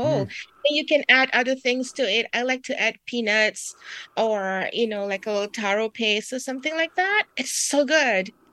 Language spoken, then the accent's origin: English; Singapore; moved away; I'm from Singapore